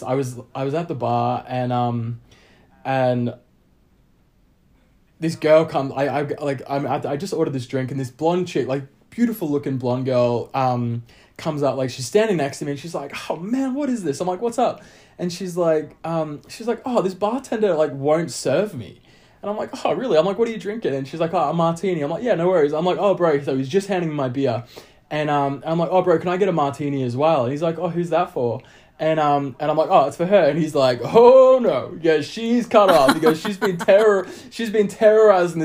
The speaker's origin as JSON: {"language": "English", "region": "Victoria", "country": "Australia", "tie": "born or raised there", "also_born_or_lived": "Melbourne", "moved": "as an adult", "lives_now": "Los Angeles, United States", "said": "I come from a small town about an hour out of Melbourne."}